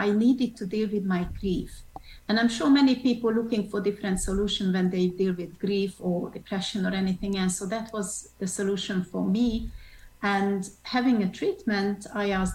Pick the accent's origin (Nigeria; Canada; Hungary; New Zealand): Hungary; also born or lived in Switzerland / France / England; now in United States; I'm originally from Hungary. So I'm a Hungarian